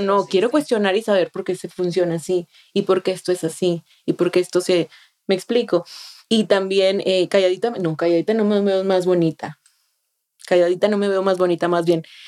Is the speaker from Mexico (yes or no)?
yes; Monterrey, Nuevo León, Mexico; moved away as an adult; now in Austin, United States; yo soy una joven de, de 28 años que soy originaria de Monterrey, Nuevo León, México.